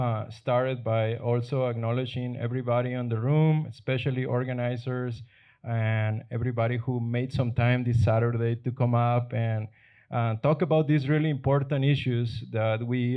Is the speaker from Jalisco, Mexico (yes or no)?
no; Guaymas, Sonora, Mexico; moved away; Guaymas is my hometown